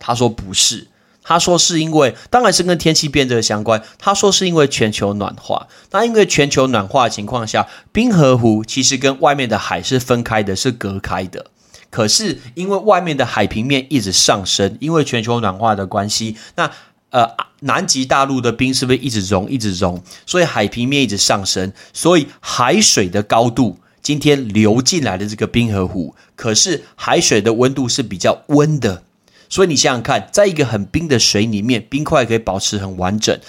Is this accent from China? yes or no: no; Taiwan; 我们来自于台湾